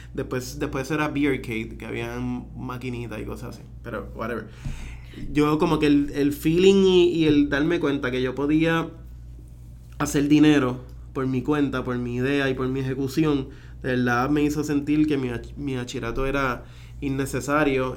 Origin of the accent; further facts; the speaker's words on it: Puerto Rico; nosotros como puertorriqueños